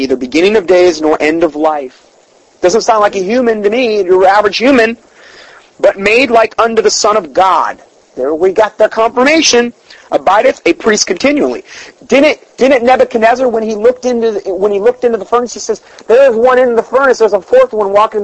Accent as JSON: {"language": "English", "town": "Salem", "region": "Ohio", "country": "United States", "tie": "born or raised there", "said": "I was born in Salem, Ohio"}